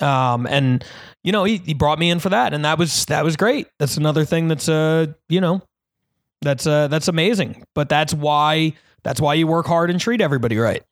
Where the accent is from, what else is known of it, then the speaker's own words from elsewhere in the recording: New Jersey, United States; in New Jersey, which is where I was born